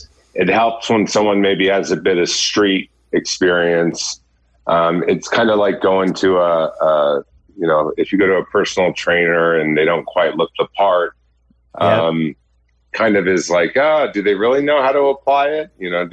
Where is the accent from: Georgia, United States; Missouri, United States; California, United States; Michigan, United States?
California, United States; Laguna Hills; I grew up in Laguna Hills, California. I was the youngest of three.